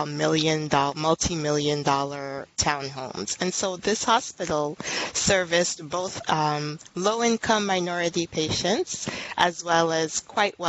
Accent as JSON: {"language": "English", "town": "New York City", "region": "New York", "country": "United States", "tie": "born or raised there", "said": "I'm actually a native New Yorker. Born and raised in Brooklyn"}